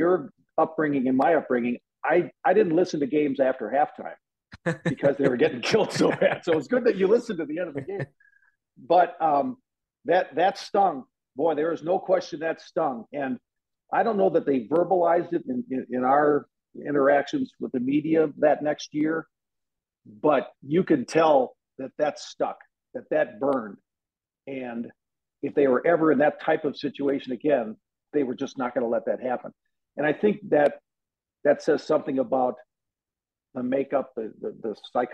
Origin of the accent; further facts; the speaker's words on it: Wisconsin, United States; a kid growing up in Wisconsin